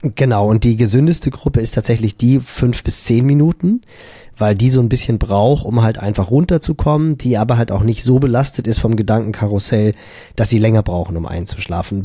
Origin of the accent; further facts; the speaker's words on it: Germany; bei uns in Deutschland